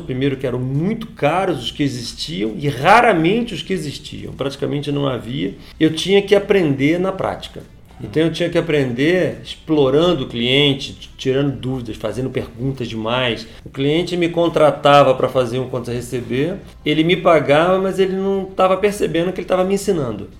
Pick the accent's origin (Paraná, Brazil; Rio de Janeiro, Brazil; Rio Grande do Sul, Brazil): Rio de Janeiro, Brazil; Teresópolis; Estudei em colégio público minha vida inteira. Eu estudei aqui na cidade, aqui em Teresópolis